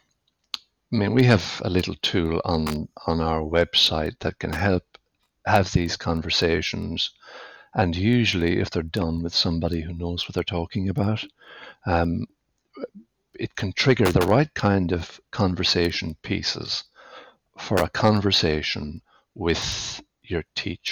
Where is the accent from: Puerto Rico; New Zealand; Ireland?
Ireland; west of Ireland; as you might tell from my accent, I grew up in the west of Ireland